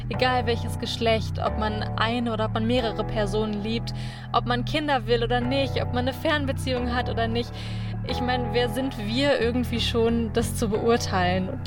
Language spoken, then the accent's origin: German; Cologne, North Rhine-Westphalia, Germany; Ich bin ja ähm, Kölnerin.